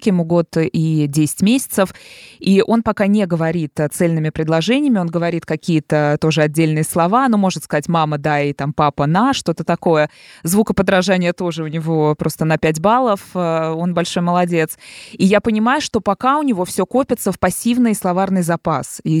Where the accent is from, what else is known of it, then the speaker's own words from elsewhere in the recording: Dubna, Moscow Oblast, Russia; я из Подмосковья